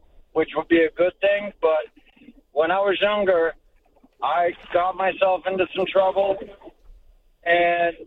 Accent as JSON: {"language": "English", "town": "Boston", "region": "Massachusetts", "country": "United States", "tie": "born or raised there", "said": "I grew up in South Boston"}